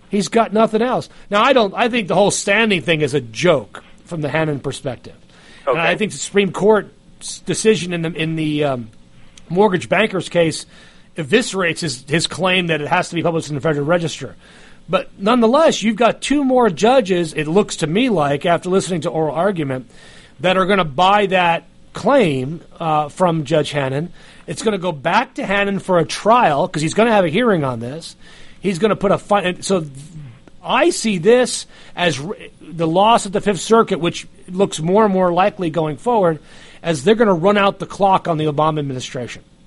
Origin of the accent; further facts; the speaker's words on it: New York City, New York, United States; moved away as an adult; now in Georgia, United States; I grew up in New York, and I remember the New York of my youth the 1960s and 1970s